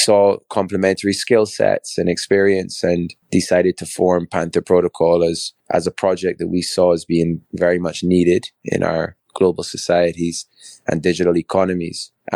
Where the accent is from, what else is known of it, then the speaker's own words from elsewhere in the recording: Barbados; also born or lived in England / Bristol; So I'm a Barbadian. I was born and raised in Barbados. Actually born in England, but raised in Barbados from 3 months old